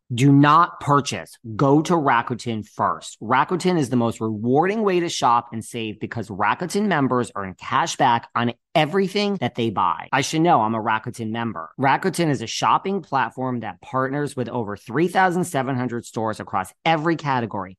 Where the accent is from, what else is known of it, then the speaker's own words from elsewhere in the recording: New York, United States; I'm from New York